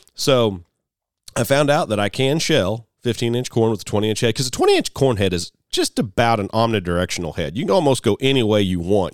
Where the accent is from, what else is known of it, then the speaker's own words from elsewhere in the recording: United States; I'm an American farmer